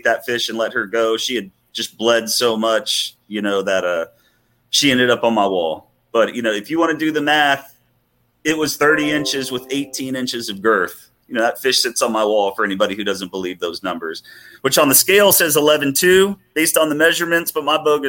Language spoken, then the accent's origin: English; Port O'Connor, Texas, United States; moved away as an adult; now in Houston, United States; my brother and I, we grew up wade fishing in Port O'Connor